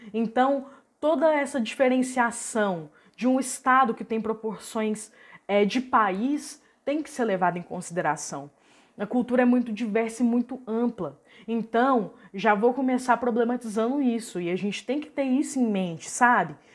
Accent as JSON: {"language": "Portuguese", "region": "Minas Gerais", "country": "Brazil", "said": "a gente consegue se localizar enquanto mineiros, enquanto pessoas que vivem em Minas Gerais"}